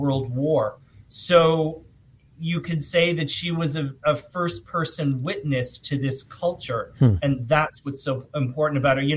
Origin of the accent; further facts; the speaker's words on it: New England, United States; now in New York, United States; And I've lived in New York for 30 years. I'm actually from New England. I'm not originally from New York